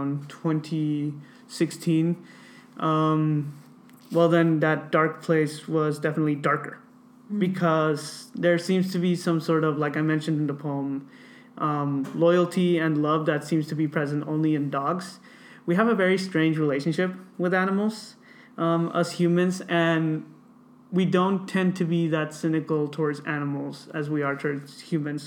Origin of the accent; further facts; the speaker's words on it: Watsonville, California, United States; growing up in Watsonville